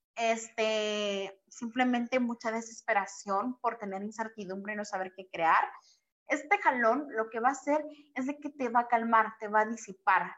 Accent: Guatemala; now in Mexico; yo soy de Guatemala y radico en México

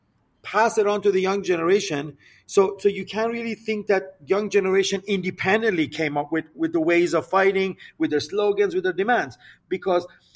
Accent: Iran; Our people have a particular relationship to the question of the United States, particularly after the 1979 revolution and the establishment of the Islamic Republic

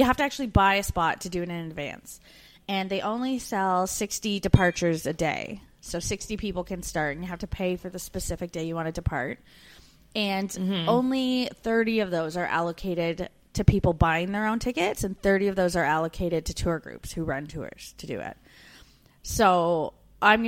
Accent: Canada; moved away as an adult; as a Canadian woman

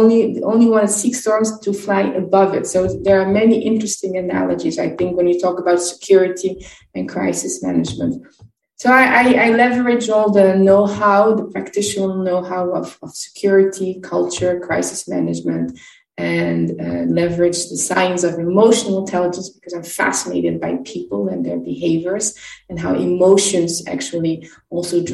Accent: Brussels, Brussels-Capital Region, Belgium; I'm from Brussels, Belgium

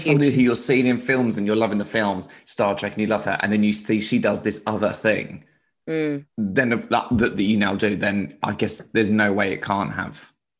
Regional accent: England, United Kingdom; growing up in England

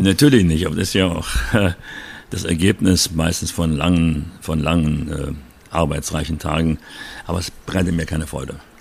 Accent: Berlin, Germany; moved away; ich komme aus Berlin, Wedding, und bin dort aufgewachsen

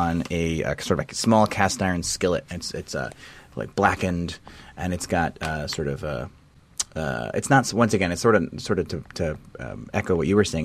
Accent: South Texas, United States; moved away as an adult; now in Washington, United States; I'm from South Texas, and I have been living in Washington since 2003

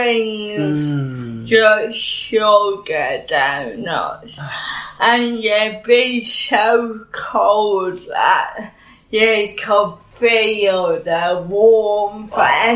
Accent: Bridlington, Yorkshire and the Humber, United Kingdom; born or raised there

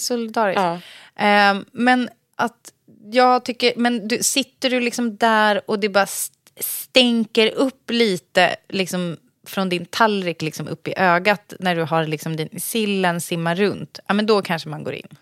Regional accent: Sorunda, Stockholm County, Sweden; där jag kommer ifrån så har de ju, i Sorunda

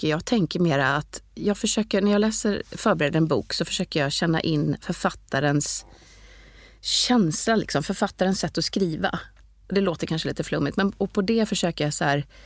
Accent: Malmö, Skåne, Sweden; accent: göteborgska; also born or lived in Gothenburg; ja, min grunddialekt är ju, jag är ju egentligen skåning men jag, jag är uppvuxen i Malmö

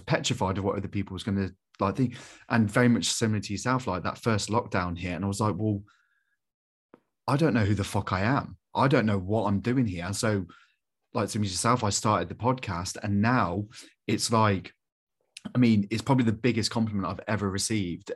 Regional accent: Coventry, West Midlands, United Kingdom; I'm from Coventry

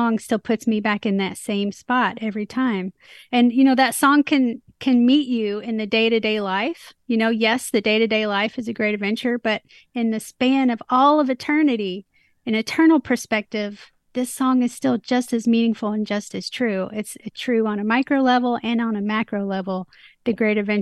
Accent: Nashville, Tennessee, United States; I'm from Music City

